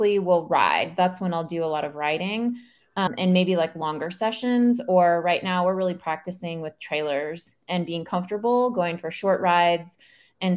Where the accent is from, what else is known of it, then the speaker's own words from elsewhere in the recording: Oklahoma, United States; I grew up in Oklahoma and we grew up out in the country